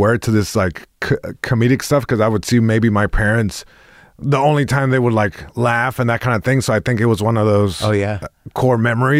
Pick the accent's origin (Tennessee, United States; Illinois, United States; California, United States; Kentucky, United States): California, United States; Long Beach; first language es; English is a second language; It's also interesting because even though I was born here in Long Beach, born and raised.